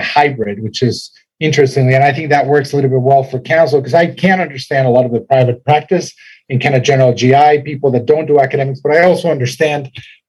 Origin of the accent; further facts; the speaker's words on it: Mexico City, Mexico; moved away as an adult; also born or lived in Cincinnati, United States; now in Atlanta, United States; I was born and raised in Mexico City.